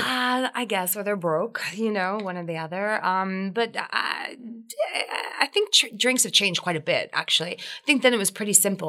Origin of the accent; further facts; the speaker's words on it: New Jersey, United States; now in New York, United States; I, am a Jersey girl